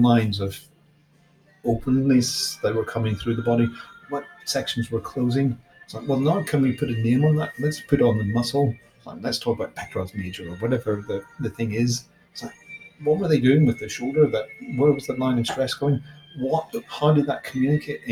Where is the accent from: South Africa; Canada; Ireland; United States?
Ireland; I grew up in Ireland with lots of dolmen and chamber graves